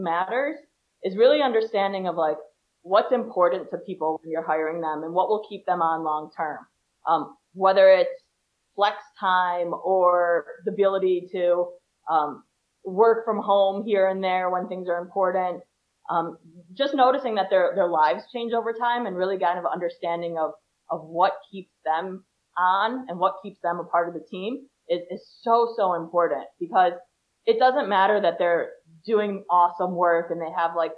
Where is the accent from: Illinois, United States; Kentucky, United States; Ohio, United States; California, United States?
Illinois, United States; Chicago; now in Israel; I'm from Chicago